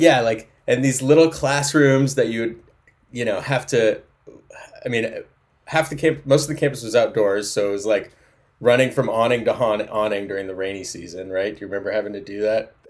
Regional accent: Fortuna, California, United States; now in Seattle, United States; I was born in Humboldt County on a goat farm in an Airstream trailer on a, in a field of thistles

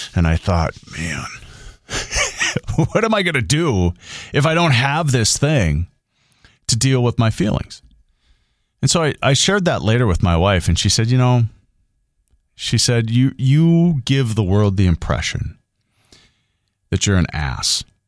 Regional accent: Grand Forks, North Dakota, United States; I'm from here. I'm from Grand Forks, East Grand Forks. The people that I grew up

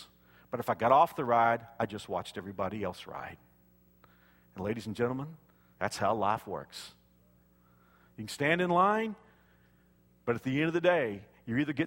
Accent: Dallas-Fort Worth area, Texas, United States; I grew up in the Dallas-Fort Worth area

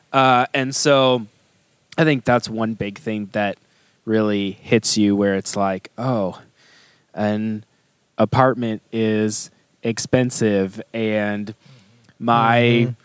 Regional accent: St. Louis, Missouri, United States; moved away as an adult; now in Katy, United States; I come from St. Louis where the diversity is like black and white

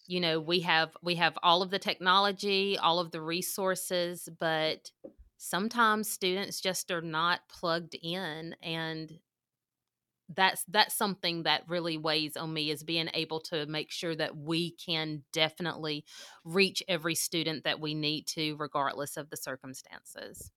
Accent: Mississippi, United States; moved away as an adult; now in Oklahoma, United States; I am from Mississippi. I moved to Oklahoma in two thousand sixteen. I graduated from South Panola High School in nineteen

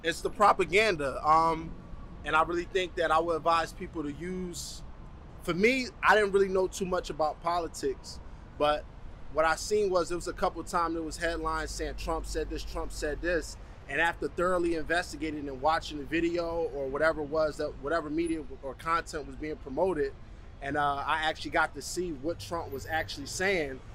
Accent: United States; now in Canada; I'm an American citizen. I actually been stuck here in Canada since this whole situation has transpired

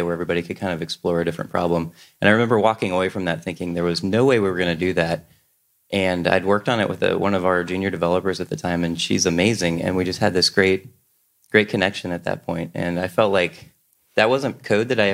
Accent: Cincinnati, Ohio, United States; I'm from Cincinnati, Ohio

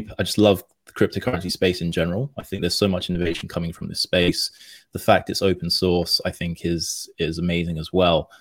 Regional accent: London, United Kingdom; me being from London

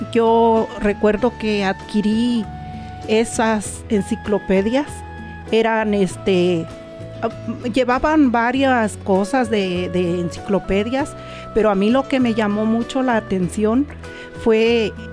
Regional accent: Comonfort, Guanajuato, Mexico; moved away as an adult; also born or lived in Querétaro; eh, originaria pues de México, el estado Guanajuato. Mi pueblo se llama Comonfort, Guanajuato.

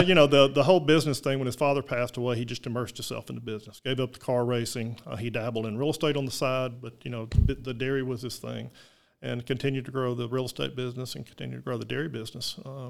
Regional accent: Birmingham, Alabama, United States; Born here in Birmingham, Alabama, at the old Hillman Hospital downtown, which is now UAB. And grew up in a rural area where you either rode a bicycle or your parents bought you a mini bike.

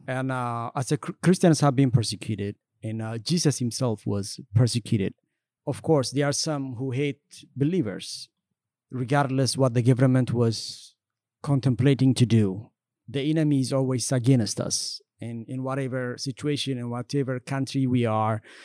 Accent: Ethiopia; also born or lived in Eritrea / Sudan / Kenya; now in United States; I was born in Ethiopia and grew up in Ethiopia as well

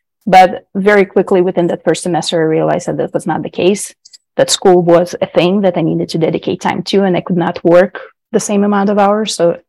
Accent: Israel; English is a second language; Growing up in Israel, it's very similar to American culture and everything. It's very closely related, but there is more of the community there as well.

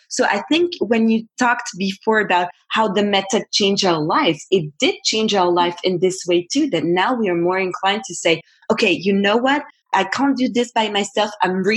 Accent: French-speaking part of Switzerland, Romandy, Switzerland; we are from the French part of Switzerland

